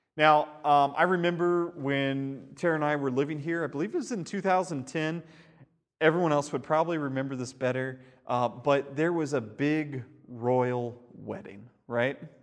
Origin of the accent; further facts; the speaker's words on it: United States; as an American